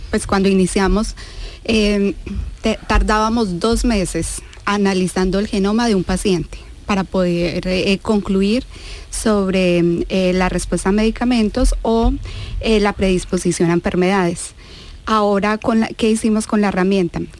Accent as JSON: {"language": "Spanish", "country": "Colombia", "tie": "born or raised there", "also_born_or_lived": "Granada", "moved": "as an adult", "lives_now": "Seville, Spain", "said": "En Sevilla ya seis años. Em, y yo nací en Colombia, en Colombia."}